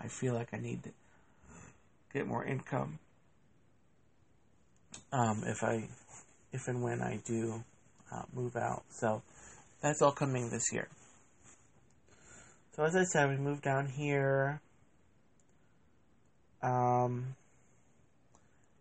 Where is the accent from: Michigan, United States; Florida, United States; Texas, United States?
Florida, United States; Oviedo; also born or lived in Massachusetts; we've lived in the same little town here in Central Florida since I was the age of 4